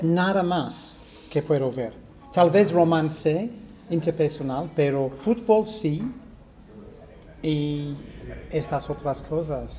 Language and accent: Spanish; United Kingdom; accent: Received Pronunciation; Spanish is a second language; received pronunciation, pronunciación recibida, que es mi manera de hablar en inglés